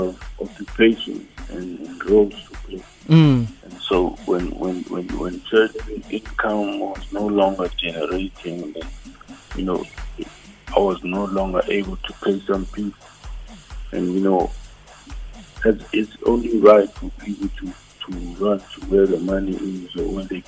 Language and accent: English; Johannesburg, Gauteng, South Africa; I was born and raised in Johannesburg